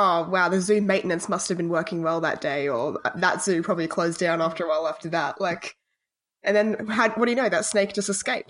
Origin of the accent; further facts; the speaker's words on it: Australia; because I'm Australian.